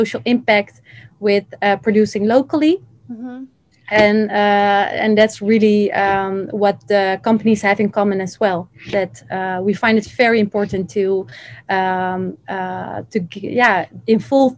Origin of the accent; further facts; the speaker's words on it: Netherlands; also born or lived in Iraq; I'm from the Netherlands, but originally from Iraq